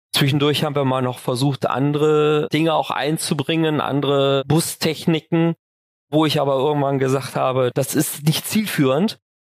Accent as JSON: {"language": "German", "town": "Düsseldorf", "region": "North Rhine-Westphalia", "country": "Germany", "also_born_or_lived": "Kaarst", "said": "fühle mich schon persönlich auch als Düsseldorfer jung und bin auch eigentlich viel in Düsseldorf unterwegs und bin leidenschaftlicher Düsseldorfer"}